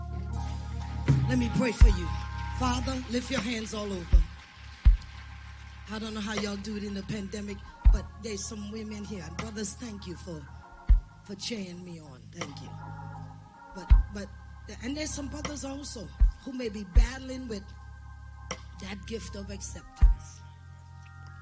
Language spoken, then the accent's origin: English; Trinidad & Tobago; I'm from Trinidad